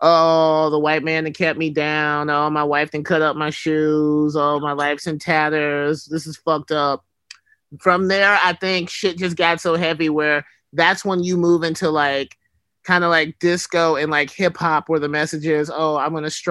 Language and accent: English; Alabama, United States; moved away; also born or lived in West Coast; growing up in Alabama